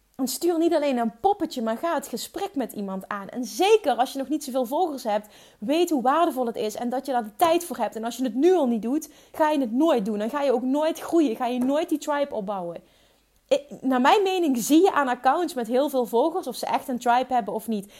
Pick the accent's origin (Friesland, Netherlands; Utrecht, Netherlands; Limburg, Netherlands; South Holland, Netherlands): Limburg, Netherlands; accent: Limburgs; Ik heb een stom Limburgs accent.